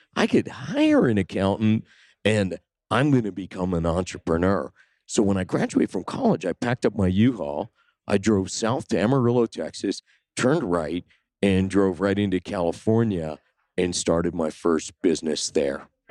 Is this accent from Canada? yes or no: yes; Sudbury, Ontario, Canada; I grew up in Canada in a small town, two hundred fifty miles north of Toronto. It's called Sudbury